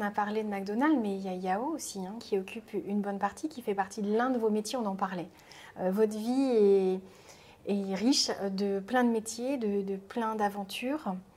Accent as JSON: {"language": "French", "town": "Rennes", "region": "Brittany", "country": "France", "said": "je suis rennaise, hein, très attachée à la Bretagne"}